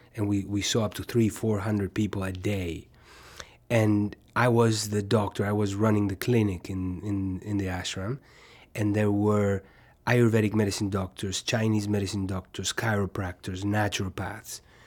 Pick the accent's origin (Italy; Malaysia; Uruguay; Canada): Uruguay; moved away as an adult; also born or lived in New York; where I was born in Uruguay